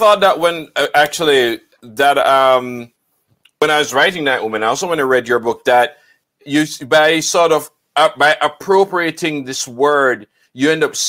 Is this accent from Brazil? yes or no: no; Jamaica; being a Jamaican, I remember growing up and hearing songs about Tacky's Revolt